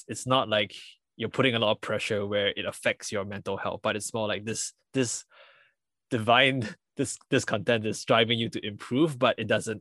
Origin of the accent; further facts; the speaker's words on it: Singapore; a traditional Asian family when I was growing up in Singapore